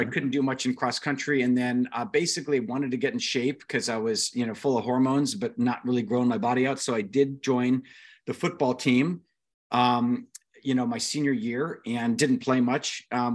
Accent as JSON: {"language": "English", "town": "Ventura", "region": "California", "country": "United States", "tie": "born or raised there", "also_born_or_lived": "Anaheim, California / King City, California / Fiji / Long Beach, California", "said": "I was raised mostly in Ventura, which is a great beach town"}